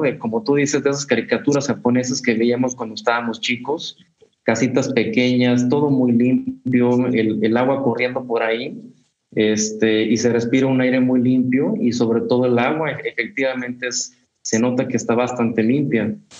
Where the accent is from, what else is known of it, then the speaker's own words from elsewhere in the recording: Mexico; venimos de México